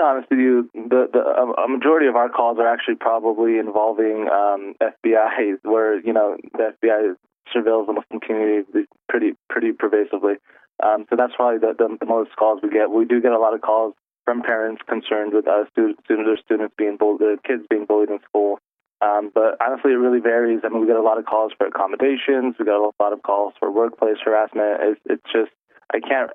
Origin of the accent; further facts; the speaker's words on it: United States; born and raised here, like myself